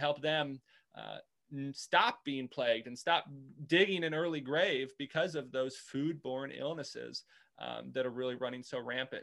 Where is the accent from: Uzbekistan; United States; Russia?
United States; Indiana; moved away as an adult; also born or lived in Nebraska; now in Richmond, United States; I was grew up in Indiana. My wife and I grew up in Indiana